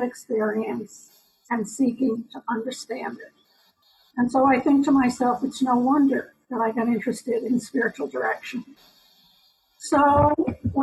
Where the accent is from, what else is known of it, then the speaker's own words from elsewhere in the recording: New York, United States; accent: New York; also born or lived in Long Island; I was born in New York. You might hear my New York accent